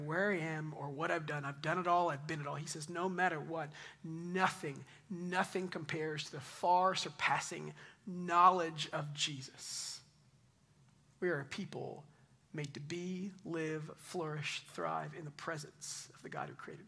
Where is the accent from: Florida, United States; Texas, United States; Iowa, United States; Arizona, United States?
Texas, United States; Double Oak; also born or lived in East Dallas, Texas / Highland Village, Texas; since I was like 15, I grew up in Double Oak, like 2 miles from here